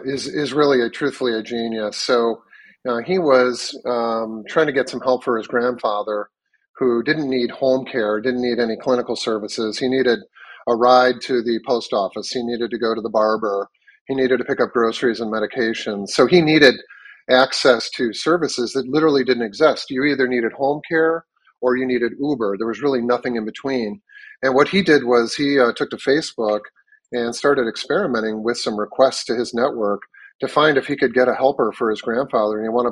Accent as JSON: {"language": "English", "town": "Chicago", "region": "Illinois", "country": "United States", "moved": "as an adult", "lives_now": "Miami, United States", "said": "I'm originally from Chicago. I moved down here a year and a half ago during the pandemic"}